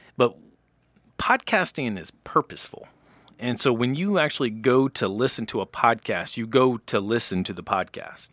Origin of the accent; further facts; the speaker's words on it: South Carolina, United States; moved away; I'm from the South